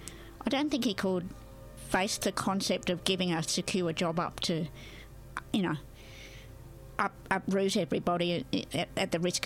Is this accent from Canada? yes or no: no; Maleny, Queensland, Australia; I was the second of three children, and I grew up in a little town called Mullaney, just about in the Sunshine Coast hinterland, about 60 miles from Brisbane.